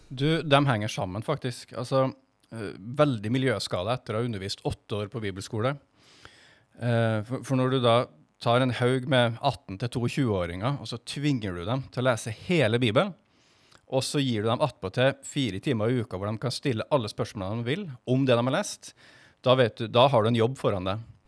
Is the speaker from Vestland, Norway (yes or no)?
no; Stjørdal, Trøndelag, Norway; moved away as an adult; also born or lived in Stavanger; now in Kristiansand, Norway; Jeg kommer fra Stjørdal